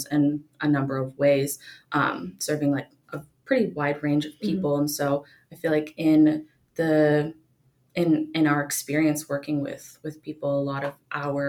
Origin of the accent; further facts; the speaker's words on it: small town outside of Pittsburgh, Pennsylvania, United States; I'm not from Pittsburgh, but like a small town located outside of Pittsburgh, like 45 minutes away